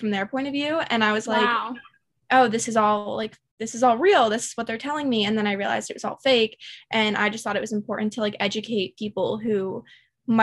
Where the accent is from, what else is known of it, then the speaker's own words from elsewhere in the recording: Pennsylvania, United States; I'm from Pennsylvania